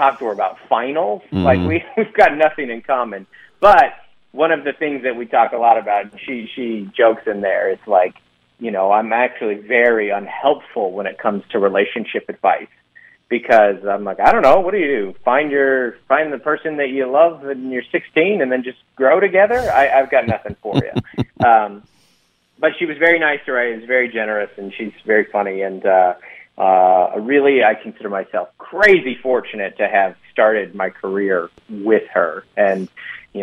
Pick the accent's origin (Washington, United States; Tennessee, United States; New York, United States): Washington, United States; Federal Way; I'm from Federal Way